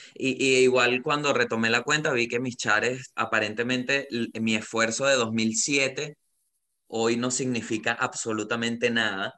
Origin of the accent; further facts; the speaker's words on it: Venezuela; moved away as an adult; now in Santiago, Chile; soy comediante de Venezuela